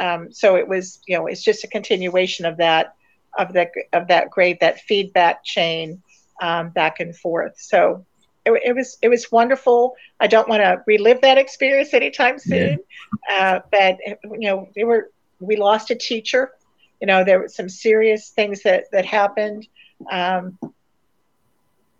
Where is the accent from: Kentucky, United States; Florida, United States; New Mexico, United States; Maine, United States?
Florida, United States; Pensacola; moved away as an adult; I'm living back in my hometown